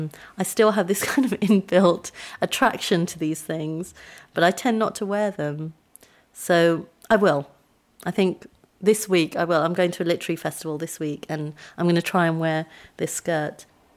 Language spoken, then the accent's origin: English; India; So I grew up in a very white area. I'm Indian.